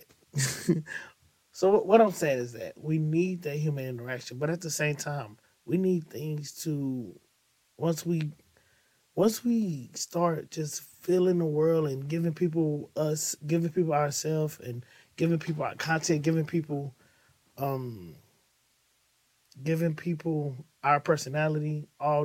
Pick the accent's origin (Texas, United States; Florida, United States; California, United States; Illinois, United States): Illinois, United States; East St. Louis; I'm from the East St. Louis area